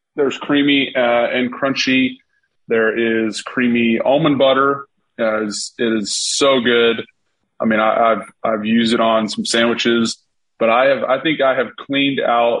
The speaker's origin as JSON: {"language": "English", "town": "Atlanta", "region": "Georgia", "country": "United States", "said": "We're from Atlanta"}